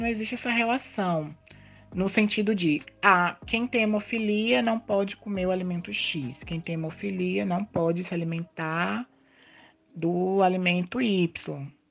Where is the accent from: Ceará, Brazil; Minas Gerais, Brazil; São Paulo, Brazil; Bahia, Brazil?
Bahia, Brazil; Itabuna; sou natural aqui de Tabuna